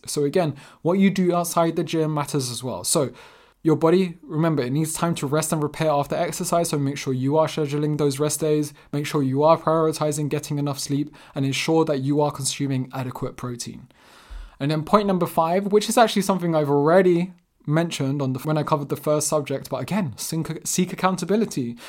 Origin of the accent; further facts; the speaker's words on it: London, United Kingdom; I'm actually born and raised in London, South London specifically, and my parents are Portuguese